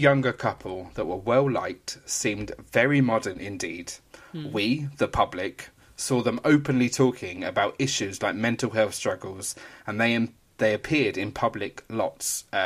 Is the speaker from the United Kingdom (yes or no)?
yes; United Kingdom; being a Southerner